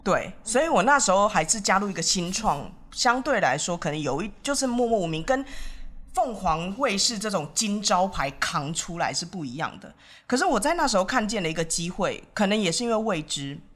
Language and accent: Chinese; Taiwan; moved away as an adult; also born or lived in India; 身为台湾人，我为什么这么想